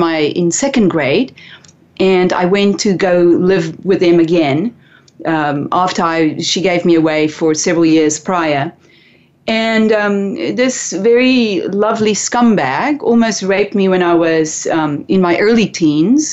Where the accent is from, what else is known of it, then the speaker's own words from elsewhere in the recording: South Africa; growing up in South Africa, boarding schools were not for the rich and wealthy.